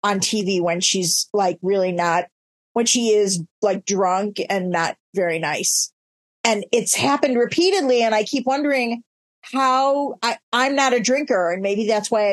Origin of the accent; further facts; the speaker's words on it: Chicago, Illinois, United States; I'm Chicago, born and bred